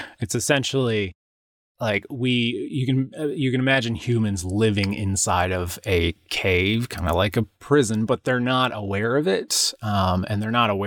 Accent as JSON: {"language": "English", "country": "United States"}